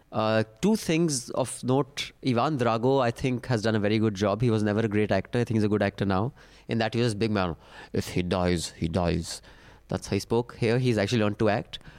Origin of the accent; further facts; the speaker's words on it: India; I am very proud of being an Indian